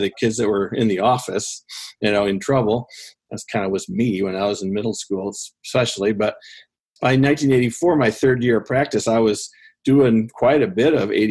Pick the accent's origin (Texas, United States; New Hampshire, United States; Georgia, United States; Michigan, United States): Michigan, United States; Central; also born or lived in Grand Rapids, Michigan / Montana / St. Louis, Missouri / Cass County, Michigan; I grew up in Central Michigan and went to college in Grand Rapids